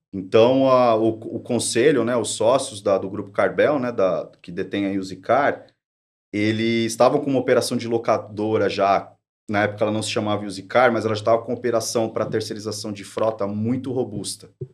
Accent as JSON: {"language": "Portuguese", "town": "São Bernardo do Campo", "region": "São Paulo", "country": "Brazil", "said": "eu sou de São Bernardo do Campo"}